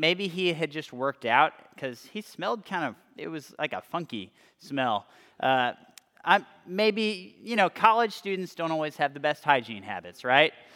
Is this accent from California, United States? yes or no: yes; California, United States; moved away as an adult; also born or lived in Austin, Texas; I was coming from California, so I really, I really didn't have any friends going to the same school as me.